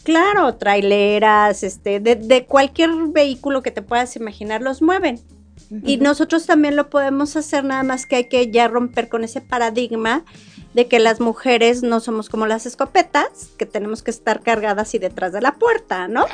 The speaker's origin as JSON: {"language": "Spanish", "region": "Querétaro", "country": "Mexico", "tie": "born or raised there", "said": "Yo nací en Querétaro, mi familia tiene 300 años de ser queretana"}